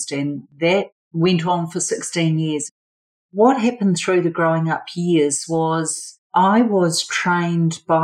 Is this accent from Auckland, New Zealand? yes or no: yes; Auckland, New Zealand; I was born and bred in Auckland, New Zealand, which is one of our biggest cities